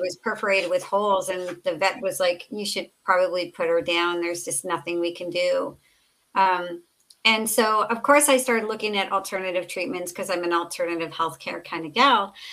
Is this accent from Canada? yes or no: no; Southern California, United States; I grew up in Southern California